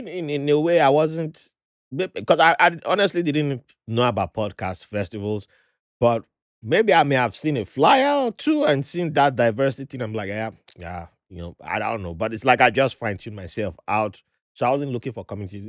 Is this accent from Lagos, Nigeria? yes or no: no; Benin City, Edo, Nigeria; first language Ijaw; when I was growing up in Benin City